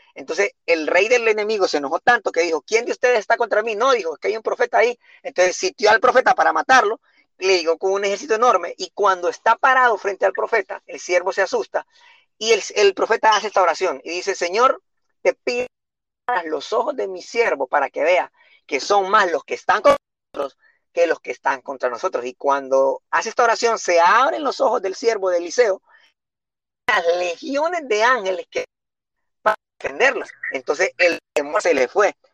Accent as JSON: {"language": "Spanish", "town": "San Pedro Sula", "region": "Cortés", "country": "Honduras", "tie": "born or raised there", "said": "yo nací en Sunseri, te cuento, en el año de 1984 viví en la ribera"}